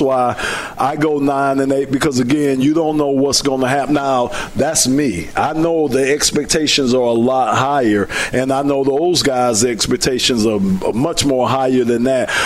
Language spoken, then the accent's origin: English; Miami, Florida, United States; now in Detroit, United States; I'm from Miami